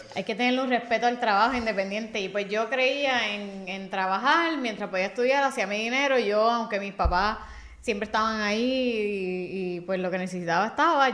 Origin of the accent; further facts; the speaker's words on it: Bayamón, Puerto Rico; Yo soy de Bayamón también